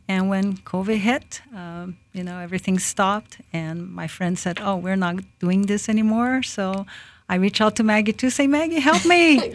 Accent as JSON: {"language": "English", "country": "Brazil", "tie": "born or raised there", "moved": "yes", "lives_now": "Lakeland, United States", "said": "I was born in Brazil. I am, um, Jap, uh, Japanese descendant."}